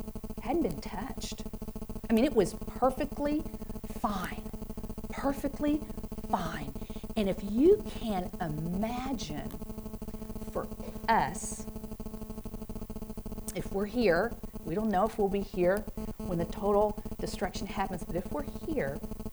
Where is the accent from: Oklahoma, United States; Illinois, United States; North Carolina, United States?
Oklahoma, United States; also born or lived in Stillwater, Oklahoma; I'm from Oklahoma